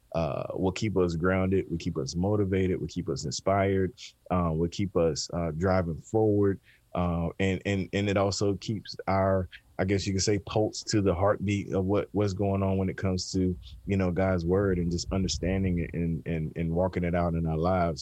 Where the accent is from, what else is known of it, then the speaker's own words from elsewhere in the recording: the South, Southeast, United States; I grew up in the South, Southeast